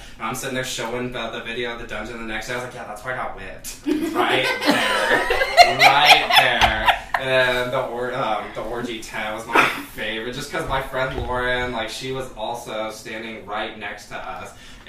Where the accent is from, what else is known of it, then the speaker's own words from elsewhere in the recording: Denver, Colorado, United States; also born or lived in La Jolla, California; Well, I was born in California, in La Jolla, and then I grew up in Denver. I also traveled around a lot.